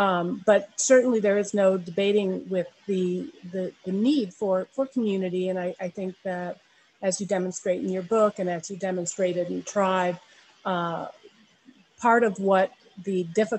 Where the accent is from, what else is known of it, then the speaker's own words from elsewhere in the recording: India; born there; my parents were in the Peace Corps, and that's where I was born in India.